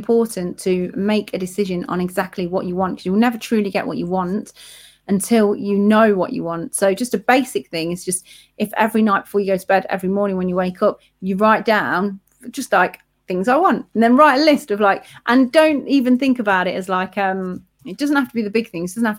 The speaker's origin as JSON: {"language": "English", "town": "Leicester", "region": "East Midlands", "country": "United Kingdom", "accent": "Leicester", "said": "It got rid of my Leicester accent and gave me confidence."}